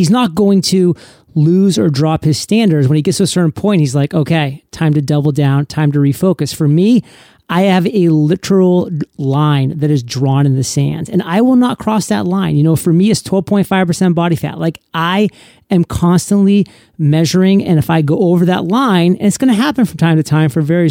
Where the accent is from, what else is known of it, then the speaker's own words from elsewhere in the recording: Maine, United States; now in San Diego, United States; I didn't actually even get to meet Kate till I was 29 years old because I grew up in Maine. She grew up in San Diego. I had to move to San Diego at 29 years old to meet her.